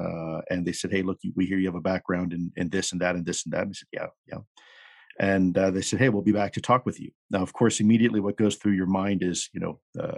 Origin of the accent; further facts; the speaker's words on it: Florida, United States; So South Florida, my father was involved in the U.S.-backed operations in the Bay of Pigs.